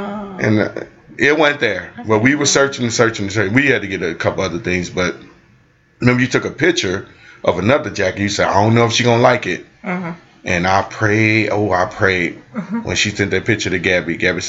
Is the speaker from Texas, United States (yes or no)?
no; Cochran, Georgia, United States; it was a couple people that I grew up in Cochran.